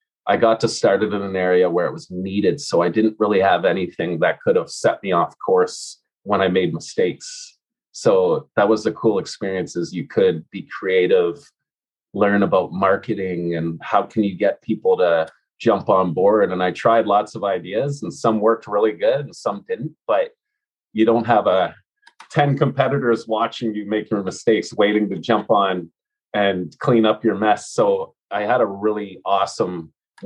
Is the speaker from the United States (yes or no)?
no; Ontario, Canada; born or raised there; moved away as an adult; also born or lived in Alberta / Edmonton / Vancouver